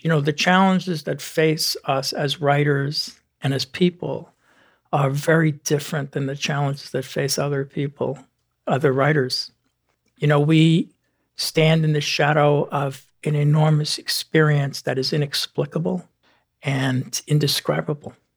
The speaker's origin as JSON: {"language": "English", "town": "New York City", "region": "New York", "country": "United States", "tie": "born or raised there", "said": "I grew up in the Bronx, New York"}